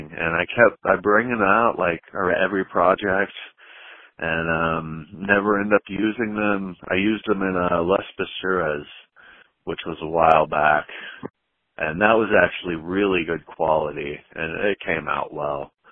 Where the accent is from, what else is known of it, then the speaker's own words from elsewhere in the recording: Texas, United States; little bit everywhere, but uh, I'm from Texas, and that's where I'm currently at, North Texas.